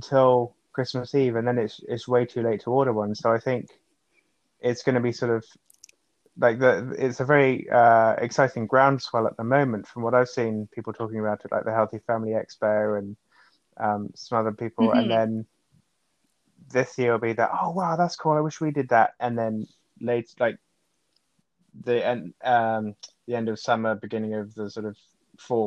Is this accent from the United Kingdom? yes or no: yes; England, United Kingdom; now in Canada; for me as an Englishman